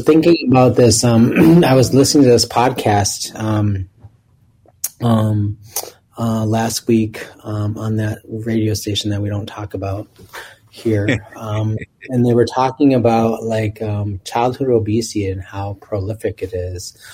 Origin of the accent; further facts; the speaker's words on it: Minneapolis, Minnesota, United States; growing up in South Minneapolis and being able to ride my bike from my home at 31st and Minnehaha